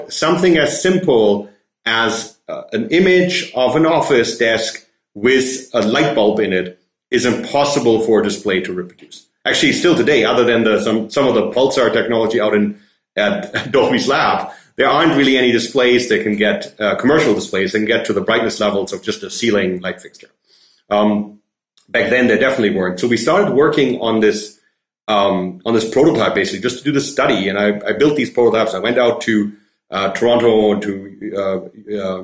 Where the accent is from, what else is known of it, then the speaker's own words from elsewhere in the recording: Germany; English is a second language; moved away as an adult; also born or lived in Vancouver, Canada; now in Montreal, Canada; I grew up in Germany, obviously speak German.